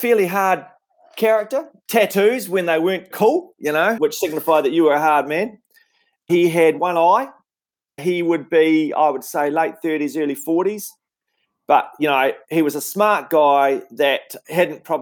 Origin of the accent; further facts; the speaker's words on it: Invercargill, Southland, New Zealand; moved away as an adult; also born or lived in Wellington; where I grew up in Invercargill in Southland